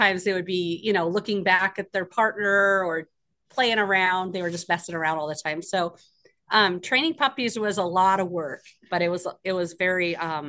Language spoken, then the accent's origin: English; Ketchikan, Alaska, United States; I grew up here in Ketchikan, Alaska. I moved here when I was 5 years old